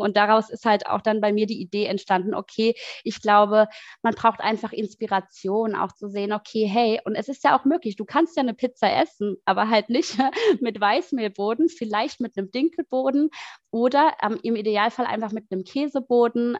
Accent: Mannheim, Baden-Württemberg, Germany; moved away as an adult; now in Berlin, Germany; ich komme ursprünglich aus Mannheim, ähm, lebe aber seit sechs Jahren in Berlin

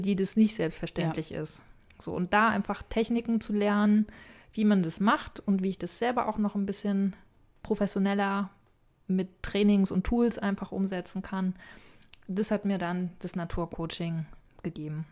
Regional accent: Boizenburg, a small village on the Elbe, Mecklenburg-Vorpommern, Germany; moved away; also born or lived in Bavaria; Ein wunderbares kleines Dorf an der Elbe, mhm. wo ich herkomme

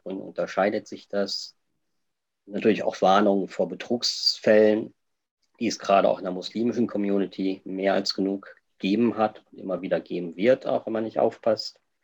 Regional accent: Germany; moved away as an adult; also born or lived in Jeddah, Saudi Arabia; now in Switzerland

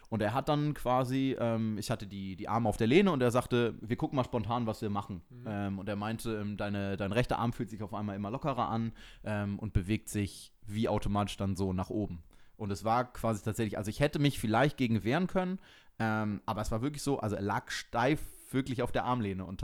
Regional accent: Switzerland; Hallo, ich bin aus der Schweiz.

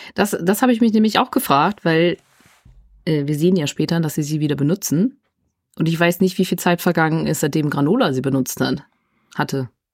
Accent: Germany; ich bin in, in, Deutschland aufgewachsen, aber ich bin, ich äh, bin Engländerin.

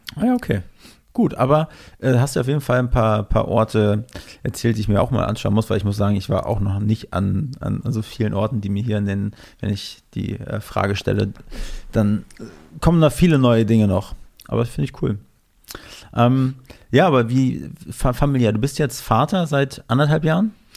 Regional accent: Mecklenburg-Vorpommern, Germany; moved away; ich komme ja ursprünglich aus MacPom

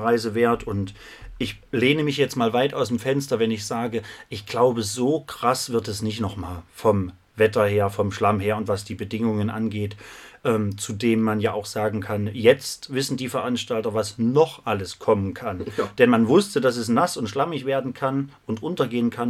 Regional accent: Krölpa, Thuringia, Germany; now in Jena, Germany; Ich bin heute im wunderschönen Krolpa in meinem Heimatdorf und nicht nur das, ich bin in meinem Elternhaus.

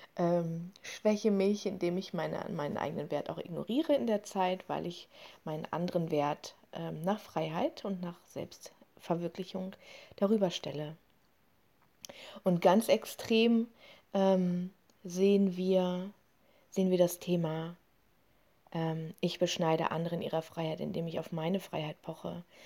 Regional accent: Germany; in diesem Land, bei uns in Deutschland

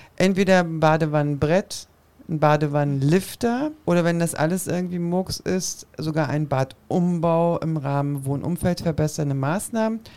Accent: Berlin, Germany; ich bin in Kreuzberg groß geworden

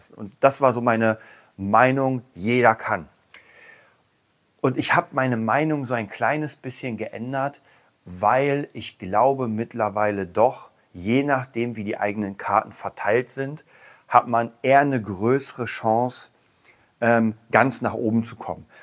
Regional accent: Berlin, Germany; ich komme aus Berlin, hier gibt es eine ganze Menge Penner.

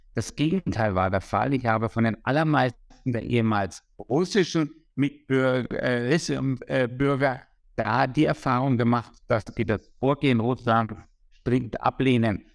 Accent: Würzburg, Bavaria, Germany; first language German; Ich habe 1973 äh, in Würzburg Abitur gemacht

